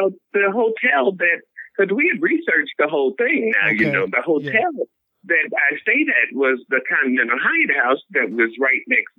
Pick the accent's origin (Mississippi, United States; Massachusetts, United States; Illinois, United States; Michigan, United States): Illinois, United States; Chicago; Hey, baby, where are you from? I said, Chicago.